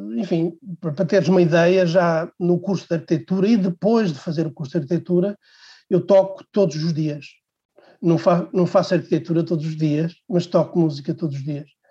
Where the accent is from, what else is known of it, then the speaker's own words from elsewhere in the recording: Portugal; Eu sou de uma cidade pequena, sou de Real, uma cidade hum, parada no tempo